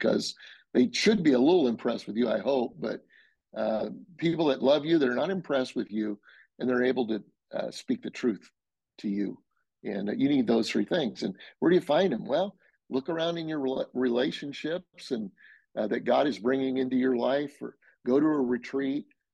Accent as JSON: {"language": "English", "town": "Denver", "region": "Colorado", "country": "United States", "moved": "yes", "said": "we're from Denver. And so I'm back a few times"}